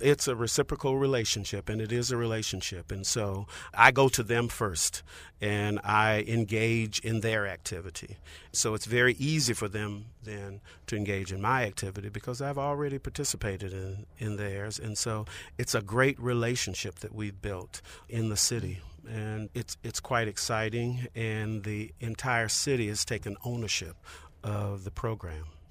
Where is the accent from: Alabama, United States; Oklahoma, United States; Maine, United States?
Alabama, United States; Montgomery; I grew up in Montgomery, Alabama d-, during the Civil Rights Movement